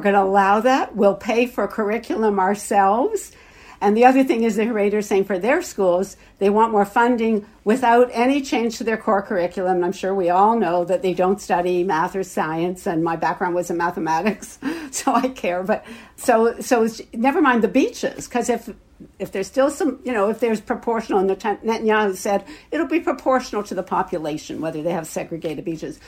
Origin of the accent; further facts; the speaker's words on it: Canada; also born or lived in Toronto; as Canadian Jews